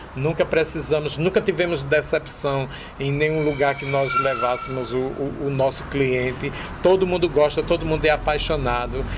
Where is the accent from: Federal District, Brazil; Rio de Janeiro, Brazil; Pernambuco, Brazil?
Pernambuco, Brazil; also born or lived in Natal, Rio Grande do Norte; now in Rio Grande do Norte, Brazil; eu sou pernambucano, moro no Rio Grande do Norte